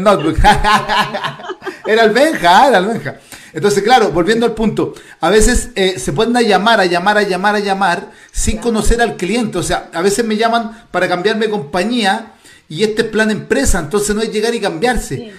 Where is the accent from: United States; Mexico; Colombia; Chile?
Chile; yo ya no me siento chileno, sino que me siento latinoamericano